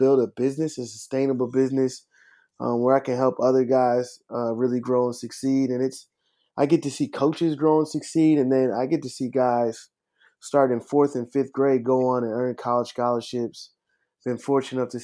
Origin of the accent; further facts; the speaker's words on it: Minneapolis, Minnesota, United States; also born or lived in Los Angeles, California; now in Atlanta, United States; I'm from Minneapolis, Minnesota, not to be confused with St. Paul